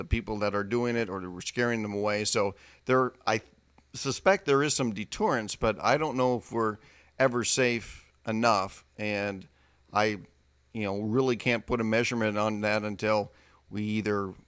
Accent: Midwest, United States; Growing up in the Midwest

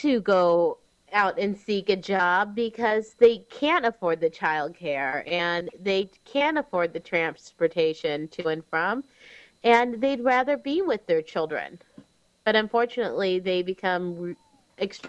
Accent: Cary, Illinois, United States; I'm from Cary, Illinois

